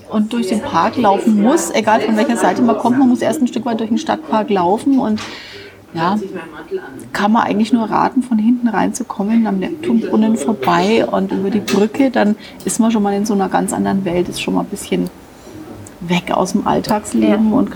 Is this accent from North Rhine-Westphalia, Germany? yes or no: no; Nuremberg, Bavaria, Germany; born there; Sage ich jetzt so als gebürtige Nürnberger.